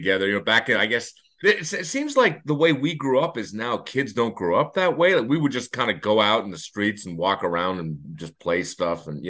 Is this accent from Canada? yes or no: yes; Toronto, Ontario, Canada; moved away as an adult; now in Montreal, Canada; We grew up in Toronto, both of us, and that's where we're from